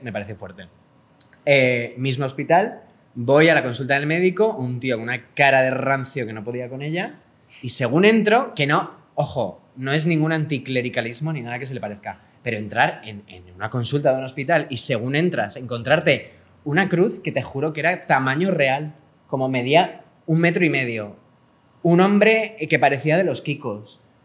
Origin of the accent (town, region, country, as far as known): Spain